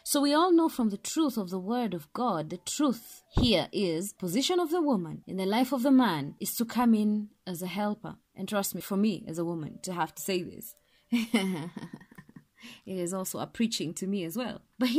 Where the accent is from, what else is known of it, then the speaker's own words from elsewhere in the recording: Kenya; Well, I'm Kenyan, so I'm going to call it Nabal.